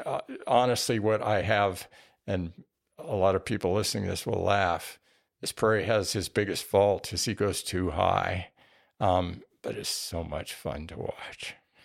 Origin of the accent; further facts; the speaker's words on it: New Mexico, United States; I grew up in New Mexico with scaled quail